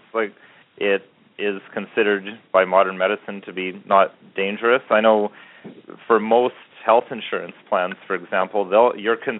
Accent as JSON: {"language": "English", "country": "Canada", "said": "I'm a Canadian"}